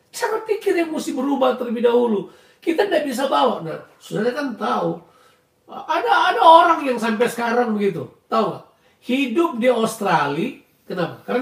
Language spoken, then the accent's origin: Indonesian; Indonesia; moved away as an adult; tapi ada banyak hal di mana kebiasaan-kebiasaan budaya saya dari Indonesia harus saya tinggalkan.